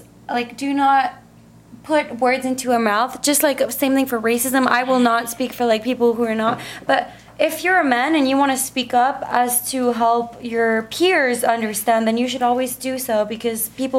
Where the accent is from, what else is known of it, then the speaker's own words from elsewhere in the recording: Costa Rica; also born or lived in Canada; growing up in Costa Rica, I've had so many good men in my life